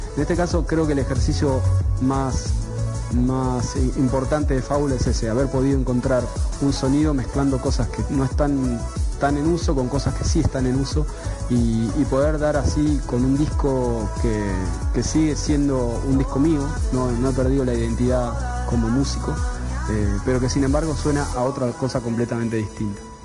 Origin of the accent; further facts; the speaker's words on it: La Plata, Buenos Aires Province, Argentina; soy músico de Argentina